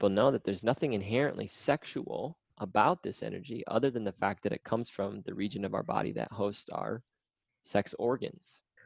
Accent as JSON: {"language": "English", "region": "Midwest America", "country": "United States", "tie": "born or raised there", "said": "I grew up in Midwest America"}